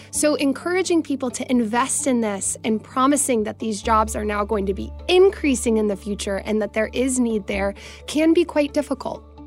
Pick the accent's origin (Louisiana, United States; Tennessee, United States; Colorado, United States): Tennessee, United States; I'm from Tennessee myself